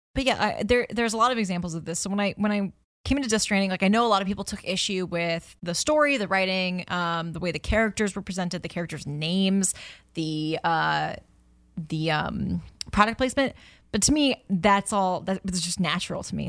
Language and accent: English; United States; me being an American